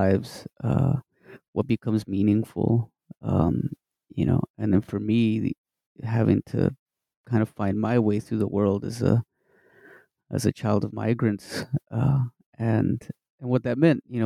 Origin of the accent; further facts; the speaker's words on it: Midland, Texas, United States; I'm originally from Texas, from West Texas, little town called Midland